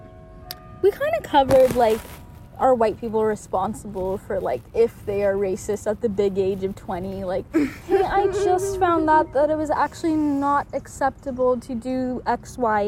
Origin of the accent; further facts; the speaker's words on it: Mozambique; now in United States; I was born in Mozambique. I wasn't even born in America.